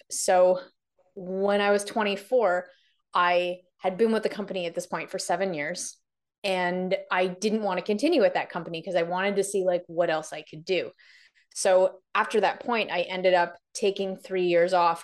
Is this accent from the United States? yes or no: no; Canada; also born or lived in London, United Kingdom / Toronto; I am from Canada, so I'm currently in Toronto